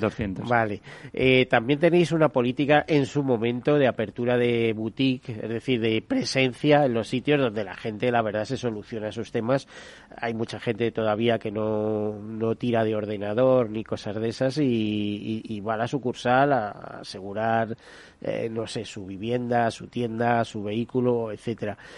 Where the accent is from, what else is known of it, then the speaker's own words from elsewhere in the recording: Spain; los españoles